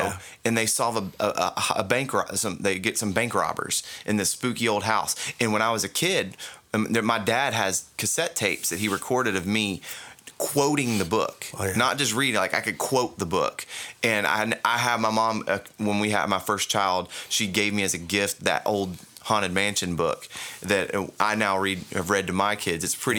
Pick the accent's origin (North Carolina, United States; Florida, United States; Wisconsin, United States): Florida, United States; Central; growing up in Central Florida